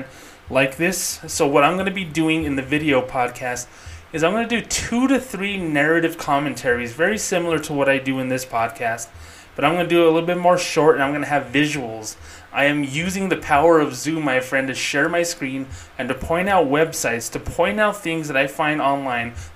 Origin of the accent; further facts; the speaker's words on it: Albuquerque, New Mexico, United States; my home state of Albuquerque, New Mexico